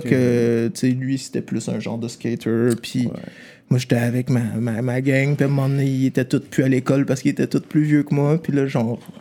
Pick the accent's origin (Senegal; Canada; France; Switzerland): Canada; Salaberry-de-Valleyfield, Quebec; on a grandi à Valleyfield, genre petite ville, là, ça arrive sud, à comme 45 minutes d'ici.